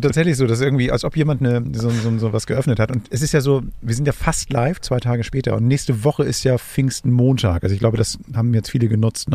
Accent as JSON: {"language": "German", "region": "Hamburg", "country": "Germany", "said": "für mich als Hamburger"}